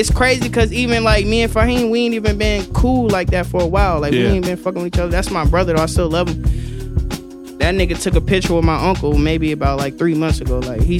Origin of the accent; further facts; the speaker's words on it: the South, United States; Y'all know I'm from the South, so you know I grew up off that Cash Money shit.